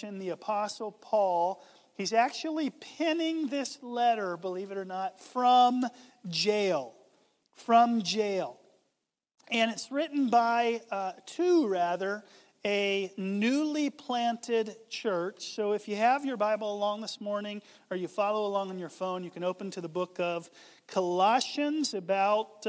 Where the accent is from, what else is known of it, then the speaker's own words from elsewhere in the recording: Southeast, United States; I grew up in the Southeast